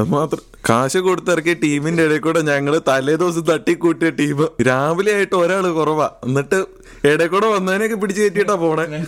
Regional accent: Vadakkanchery, Kerala, India; moved away as an adult; now in Edinburgh, United Kingdom; നാട് പാലക്കാടാണ് പാലക്കാട് വടക്കഞ്ചേരിയാണ് സ്ഥലം

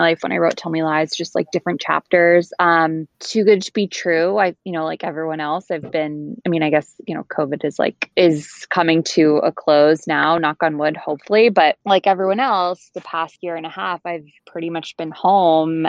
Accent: Bedford, New York, United States; moved away as an adult; also born or lived in Colorado; now in Connecticut, United States; I am originally from Bedford, New York, which is an hour outside New York City.

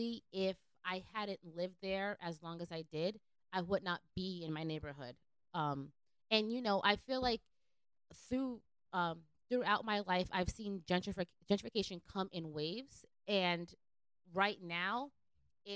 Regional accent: New York City, New York, United States; I'm from the Lower East Side, so Lowisida, which is a big Puerto Rican block

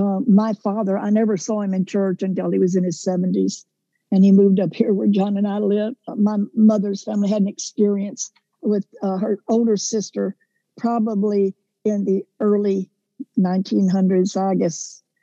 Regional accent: Houston, Texas, United States; Yes, I was. I love Texas. You know, you can take a Texan out of Texas, but you can't take Texas out of them.

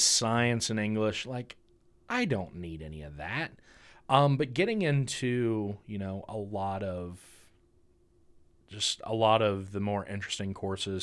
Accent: Chillicothe, Ohio, United States; I grew up in Chillicothe, or Pillicothe, for, for those that know where that's

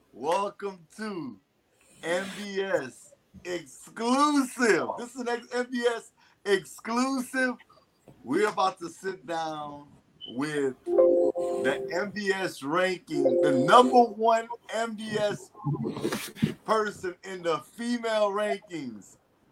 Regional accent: Louisiana, United States; Y'all know I'm from Louisiana, too.

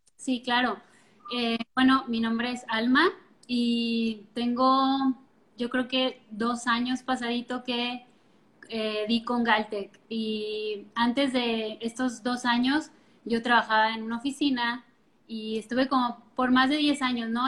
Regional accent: Colima, Mexico; also born or lived in La Paz; Yo soy originaria de Colima, Colima, y nos fuimos a vivir a La Paz

